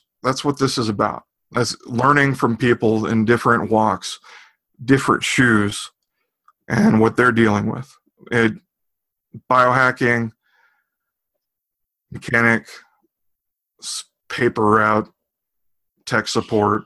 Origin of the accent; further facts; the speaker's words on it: Austin, Texas, United States; Austin for Body Hacks, it's my hometown.